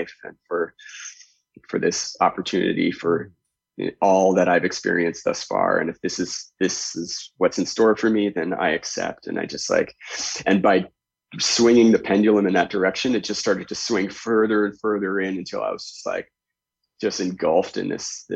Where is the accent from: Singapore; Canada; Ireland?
Canada; I grew up in Canada